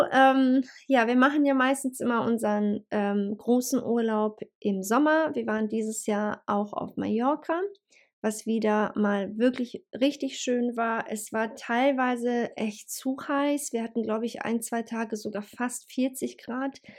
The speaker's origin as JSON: {"language": "German", "country": "Bosnia & Herzegovina", "lives_now": "Hanover, Germany", "said": "ursprünglich komme ich ja sowieso aus Bosnien und ähm, ja, das ist halt für mich eigentlich äh, Home Homecoming, sage ich jetzt mal"}